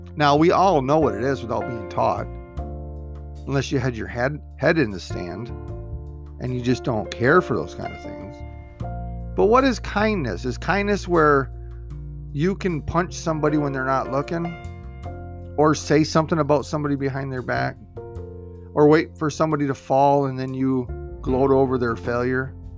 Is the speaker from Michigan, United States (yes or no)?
yes; Michigan, United States; Michigan, my home state